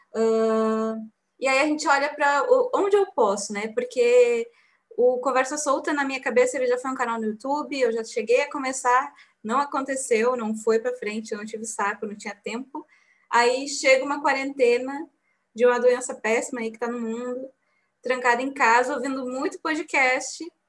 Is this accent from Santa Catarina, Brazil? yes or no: no; Bagé, Rio Grande do Sul, Brazil; nós três somos de Bagé